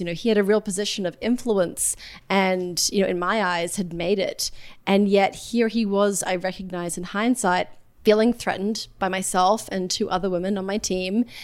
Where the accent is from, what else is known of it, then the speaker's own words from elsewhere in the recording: Australia; now in New York City, United States; I'm from Australia originally, a pretty small town